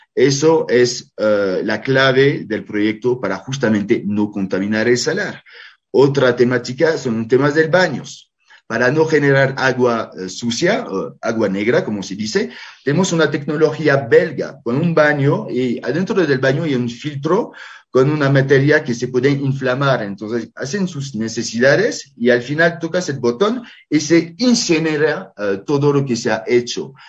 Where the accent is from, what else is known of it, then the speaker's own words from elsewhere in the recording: France; now in Bolivia; yo que soy francés con nacionalidad boliviana